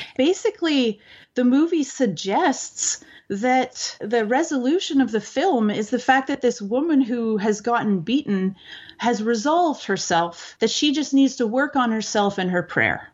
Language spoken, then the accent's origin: English; Canada